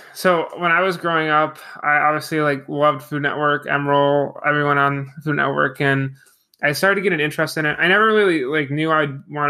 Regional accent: Buffalo, New York, United States; now in Maryland, United States; I'm originally from Buffalo, New York.

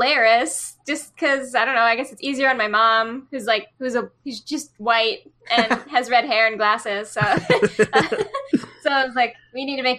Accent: Chicago, Illinois, United States; now in Los Angeles, United States; Yeah, I'm from Chicago.

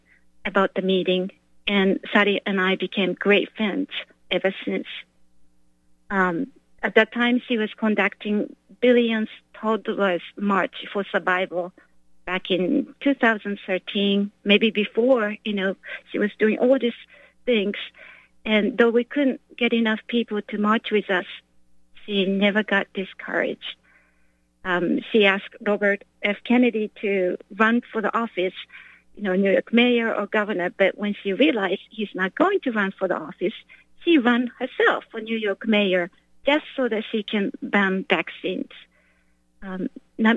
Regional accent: Japan; now in United States; I'm not from here, I'm from Japan

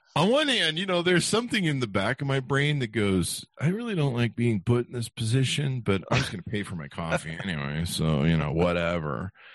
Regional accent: Las Vegas, Nevada, United States; I'm from Vegas

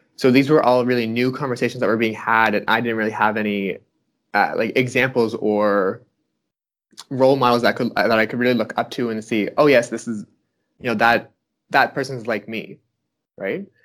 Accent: Fredericton, New Brunswick, Canada; moved away as an adult; now in Ottawa, Canada; I'm from Fredericton, New Brunswick originally, but I moved to Ottawa

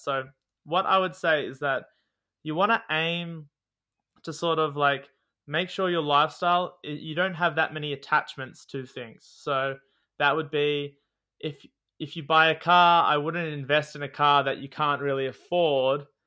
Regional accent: Australia; also born or lived in Newcastle, New South Wales; I am an Australian.

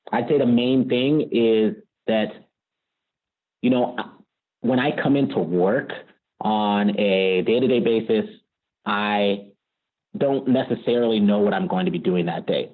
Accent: Richmond, California, United States; also born or lived in Virginia; I grew up in the Bay Area in Richmond, California

